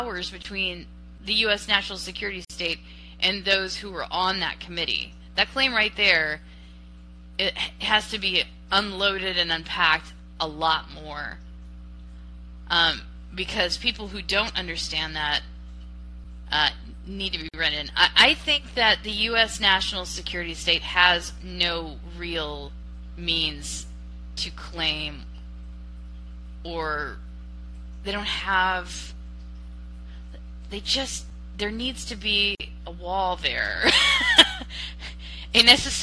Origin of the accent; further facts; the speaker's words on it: United States; as an American